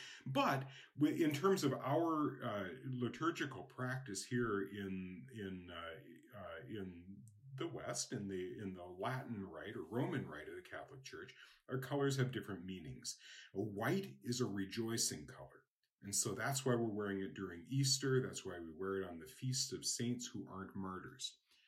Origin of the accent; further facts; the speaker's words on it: Japan; I know, for example, I grew up in Japan, and red is a girl's color.